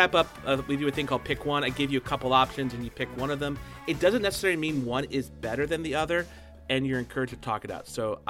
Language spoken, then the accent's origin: English; New Orleans, Louisiana, United States; I grew up in New Orleans